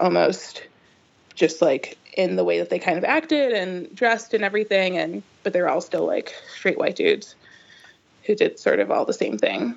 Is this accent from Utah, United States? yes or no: no; Chicago suburbs, Illinois, United States; I grew up in the Chicago suburbs